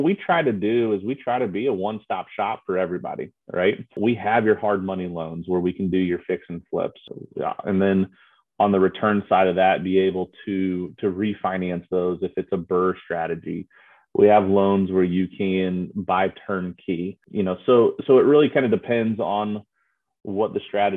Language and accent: English; Noblesville, Indiana, United States; also born or lived in Auburn, Alabama; I grew up here in Noblesville. I'm a Noblesville guy.